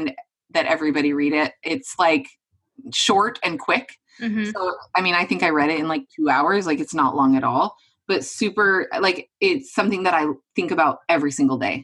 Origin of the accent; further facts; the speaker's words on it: Western Montana, United States; moved away as an adult; now in Oregon, United States; I'm from Western Montana and I love visiting home